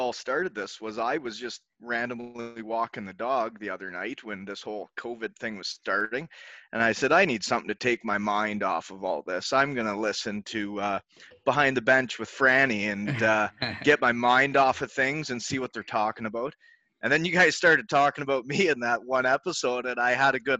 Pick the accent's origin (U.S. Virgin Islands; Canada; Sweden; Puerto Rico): Canada; Elmira, Ontario; moved away as an adult; also born or lived in Michigan; my hometown, Elmira, Ontario, had a junior team that I could live at home with my parents